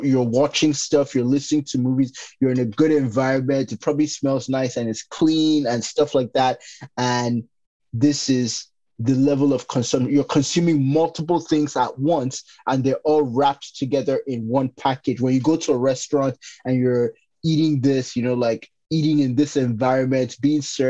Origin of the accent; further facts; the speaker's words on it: Nigeria; growing up in Nigeria